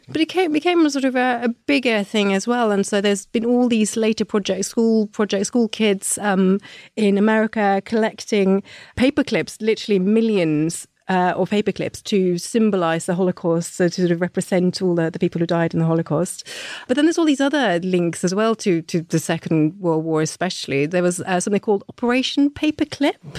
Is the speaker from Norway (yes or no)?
yes; Norway; moved away; when I was growing up in Norway, we learnt about all our big heroes